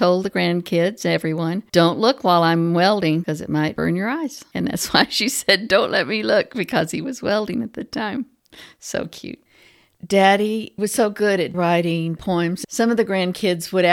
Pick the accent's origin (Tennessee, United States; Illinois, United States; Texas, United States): Texas, United States; I grew up in Texas. I may be saying it wrong, but that's the way we say poems.